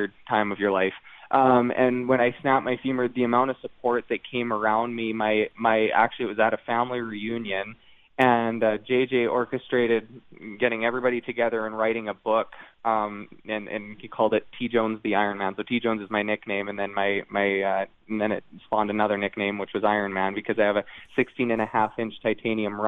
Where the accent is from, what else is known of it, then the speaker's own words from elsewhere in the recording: Canada; the Northern Lights being something that we grew up with in Canada